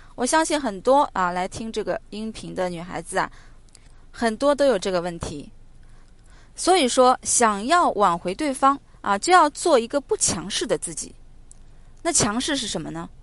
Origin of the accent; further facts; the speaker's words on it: China; 我们中国人的感情都比较内敛